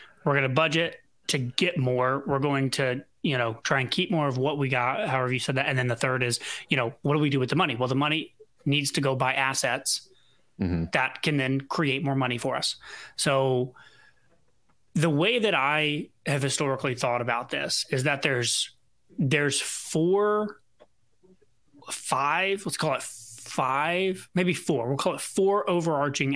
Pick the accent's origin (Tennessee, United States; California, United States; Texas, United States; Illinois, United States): Tennessee, United States; just outside of Nashville; I grew up in Tennessee, right? I grew up just outside of Nashville, like not far.